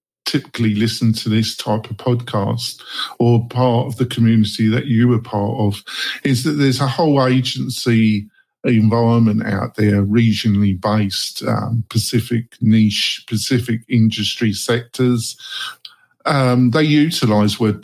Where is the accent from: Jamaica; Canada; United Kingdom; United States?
United Kingdom; England; moved away; obviously I'm English, I'm originally from England